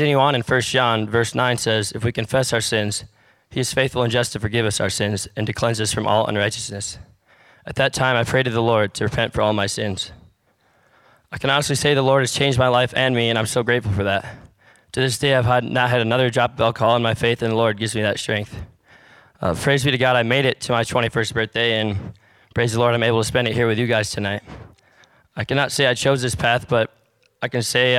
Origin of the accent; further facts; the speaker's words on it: Michigan, United States; I was raised in Michigan